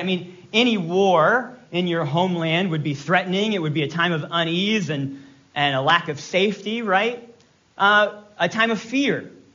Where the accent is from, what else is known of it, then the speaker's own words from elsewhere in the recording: Virginia, United States; I'm from Virginia. I can say y'all.